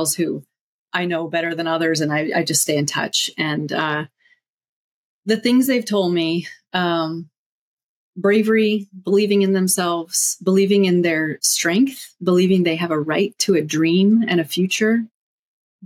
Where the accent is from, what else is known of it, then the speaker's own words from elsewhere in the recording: United States; moved away; also born or lived in Afghanistan; I'm American, but that's the only tie to the US